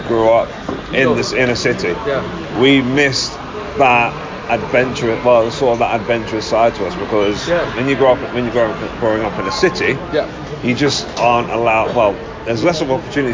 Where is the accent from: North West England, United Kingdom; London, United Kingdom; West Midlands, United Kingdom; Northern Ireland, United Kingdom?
London, United Kingdom; I grew up in London, man. I'm a city boy through and through.